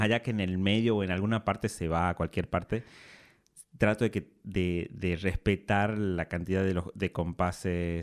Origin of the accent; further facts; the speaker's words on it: Simoca, Tucumán, Argentina; moved away as an adult; me fui de Simoca, que queda a 50 kilómetros de la capital, a la capital de Tucumán a estudiar